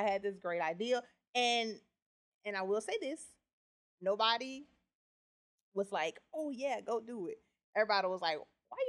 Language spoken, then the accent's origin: English; Memphis, Tennessee, United States; moved away as an adult; also born or lived in New Orleans; now in Lafayette, United States; So I grew up in Memphis, lived there for a long time, and then I moved to New Orleans. What brought me to Lafayette is Hurricane Katrina.